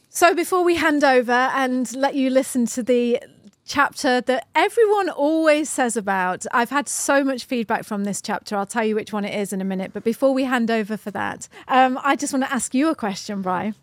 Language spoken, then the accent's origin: English; United Kingdom; We're flipping British, you know?